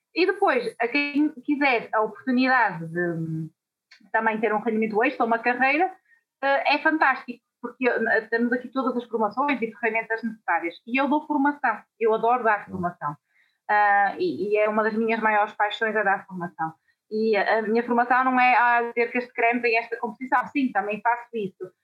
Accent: Guimarães, Norte, Portugal; eu não tinha aquela vontade de sair da minha terrinha sempre fui muito agarrada aos meus pais à minha cidade e para Uh, poder trabalhar na minha área, obrigatoriamente eu tinha que sair de Guimarães.

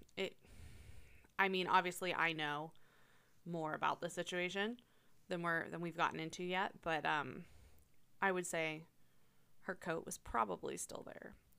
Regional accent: Tyrone, Pennsylvania, United States; now in Altoona, United States; When I was growing up in Tyrone

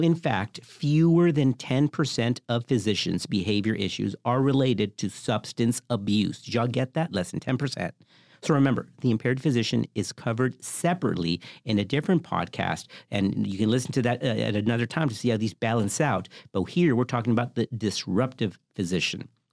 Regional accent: the South, United States; I grew up in the South.

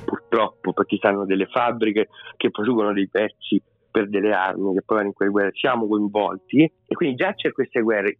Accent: Foligno, Umbria, Italy; sono Umbro sono di Foligno

